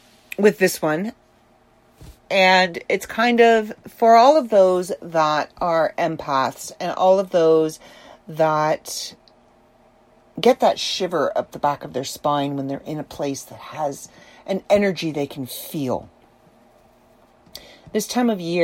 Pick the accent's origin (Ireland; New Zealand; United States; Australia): Ireland; being Irish is very important to the Celtic people, of which I am one